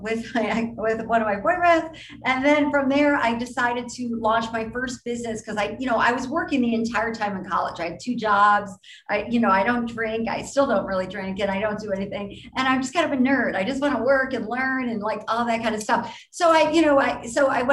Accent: Ohio, United States; moved away; also born or lived in New York; growing up in Ohio

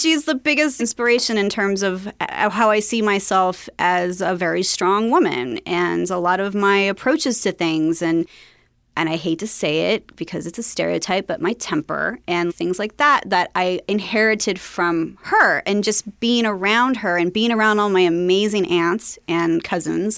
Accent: Long Beach, California, United States; I grew up in Long Beach

